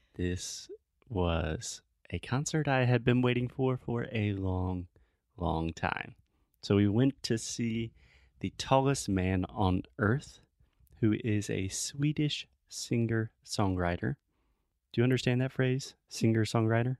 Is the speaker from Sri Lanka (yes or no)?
no; Spartanburg, South Carolina, United States; my hometown of Spartanburg, South Carolina